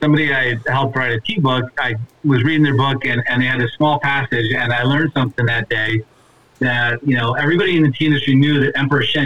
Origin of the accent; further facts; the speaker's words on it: just outside Milwaukee, Wisconsin, United States; moved away as an adult; also born or lived in Las Vegas / Colorado / Washington; I grew up in Wisconsin. You betcha. Just outside Milwaukee.